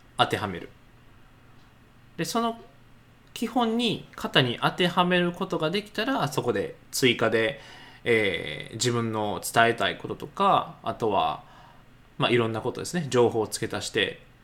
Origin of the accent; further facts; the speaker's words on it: Nara, Japan; 僕であれば奈良出身